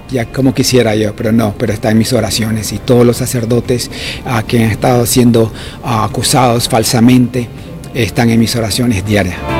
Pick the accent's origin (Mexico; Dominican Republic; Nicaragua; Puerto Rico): Nicaragua; moved away; also born or lived in New Jersey; soy nicaragüense